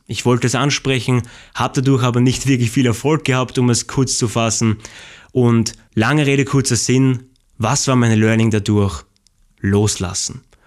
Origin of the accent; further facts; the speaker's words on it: Austria; ich komme aus Österreich